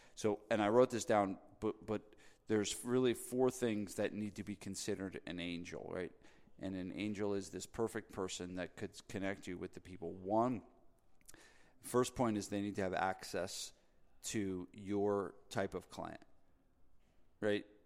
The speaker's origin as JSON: {"language": "English", "region": "New Jersey", "country": "United States", "said": "I'm from New Jersey"}